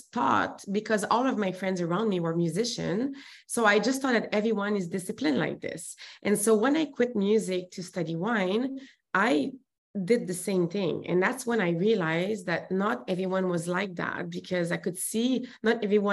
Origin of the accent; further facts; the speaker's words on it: Montreal, Quebec, Canada; accent: French; English is a second language; moved away as an adult; now in Vancouver, Canada; And I'm from Montreal, as you can hear, the accent, there's a French accent there. And so I moved to Vancouver when I was 21